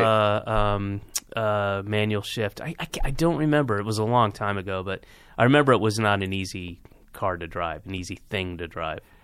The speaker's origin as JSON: {"language": "English", "region": "the South", "country": "United States", "said": "I'm from the South"}